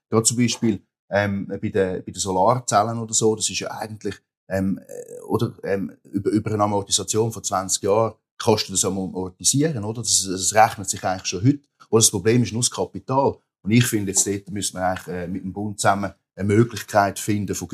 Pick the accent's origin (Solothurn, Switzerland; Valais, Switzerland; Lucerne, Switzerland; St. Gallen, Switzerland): St. Gallen, Switzerland; Rapperswil-Jona; ich komme aus dem, äh, aus Rapperswil-Jona, meine unmittelbare Nähe bei uns, oder, sind halt drei Kantone, die zusammenkommen